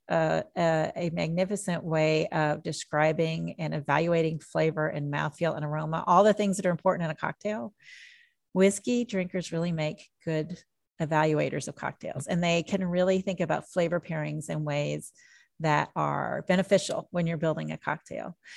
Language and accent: English; Jeffersonville, Indiana, United States; also born or lived in Nashville, Tennessee; now in Kentucky, United States; I grew up in Jeffersonville, Indiana